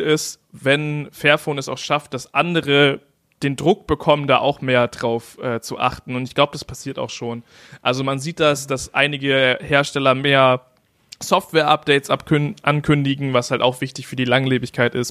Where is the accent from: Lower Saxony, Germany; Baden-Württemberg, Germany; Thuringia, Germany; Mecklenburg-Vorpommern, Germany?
Lower Saxony, Germany; East Frisia; moved away; in meiner Heimatstadt